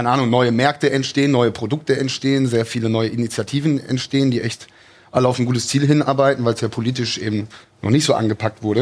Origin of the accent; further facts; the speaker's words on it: Cologne, North Rhine-Westphalia, Germany; bin nach Hause nach Köln gezogen, also wieder in meine Heimatstadt Köln gezogen